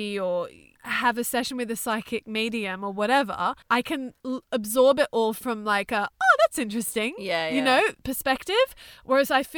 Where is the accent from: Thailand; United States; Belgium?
Thailand; I was born in Thailand.